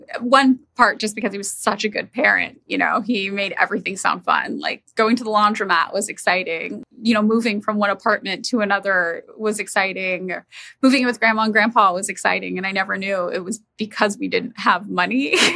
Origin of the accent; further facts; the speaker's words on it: Fresno, California, United States; now in Los Angeles, United States; I'm from Fresno, California, which when I was living there felt like a really normal place